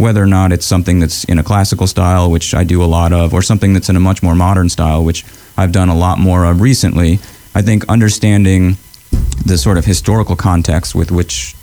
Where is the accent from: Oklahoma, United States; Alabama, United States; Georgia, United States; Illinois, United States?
Georgia, United States; Augusta; also born or lived in Mexico City; I grew up in Augusta.